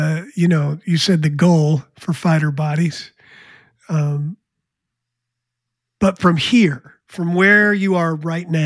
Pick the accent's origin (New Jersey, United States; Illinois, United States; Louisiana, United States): New Jersey, United States; when I was a kid, I grew up in New Jersey